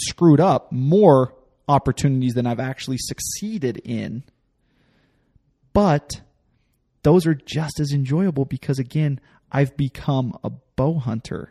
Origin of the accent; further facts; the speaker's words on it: the West, base of the Wasatch Mountains, Utah, United States; I grew up in the West and, uh, you know, at the base of the Wasatch Mountains